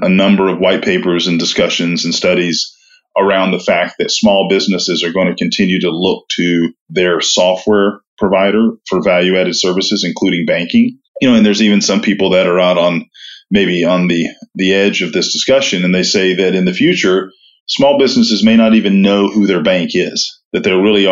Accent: Knoxville, Tennessee, United States; moved away as an adult; also born or lived in Auburn, Alabama; now in Atlanta, United States; I grew up in East Tennessee, Knoxville, Tennessee

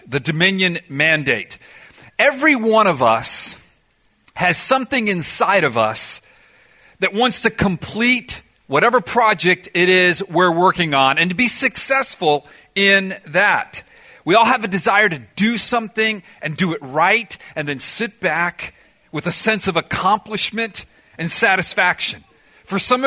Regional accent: Miami, Florida, United States; I ended up growing up in Miami

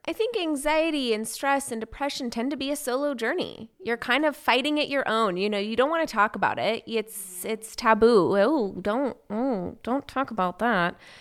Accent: West Coast, United States; moved away; I'm from the West Coast.

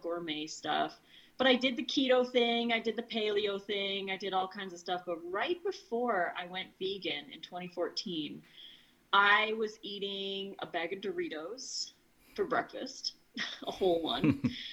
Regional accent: Edmonton, Alberta, Canada; moved away as an adult; now in Oregon, United States; I was born in Edmonton, Alberta, Canada, and I lived there for 39 years of my life in the area

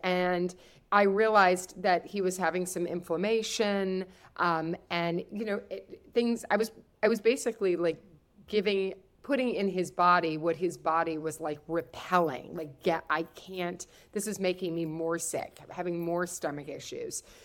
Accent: Kentucky, United States; also born or lived in the Midwest; I'm from Kentucky.

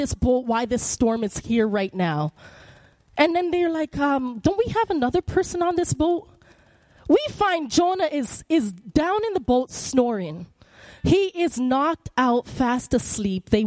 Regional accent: Canada; moved away; I'm Canadian

